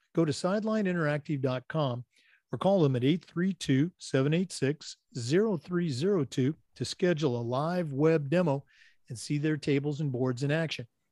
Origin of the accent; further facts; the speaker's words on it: Oregon, United States; I was born and raised in Oregon